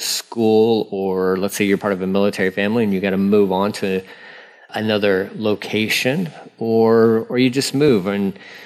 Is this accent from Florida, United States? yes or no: no; Amarillo, Texas, United States; also born or lived in Angleton, Texas / Southern California; I was born in Amarillo, Texas. Born in Amarillo, Texas, and lived there until my sixth grade year.